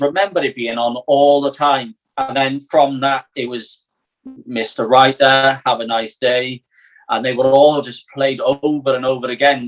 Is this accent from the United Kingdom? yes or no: yes; Wales, United Kingdom